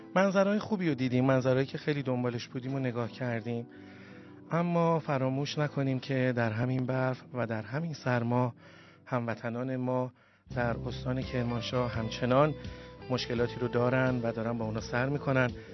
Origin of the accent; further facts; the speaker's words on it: Iran; also born or lived in Tehran; ما همه ایرانی هستیم